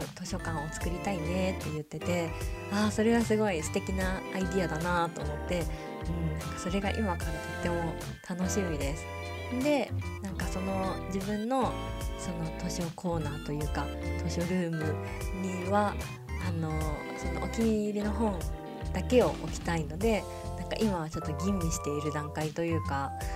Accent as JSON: {"language": "Japanese", "country": "Japan", "also_born_or_lived": "Singapore", "moved": "yes", "said": "お風呂文化で育った日本人"}